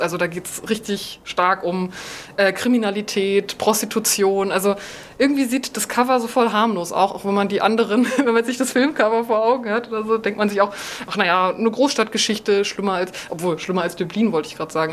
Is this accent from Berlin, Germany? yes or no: yes; Berlin, Germany; Berlin als meine Heimatstadt